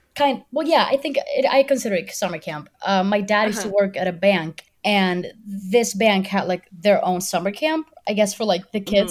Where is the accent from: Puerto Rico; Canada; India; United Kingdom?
Puerto Rico; I am from Puerto Rico. I'm 26 years old.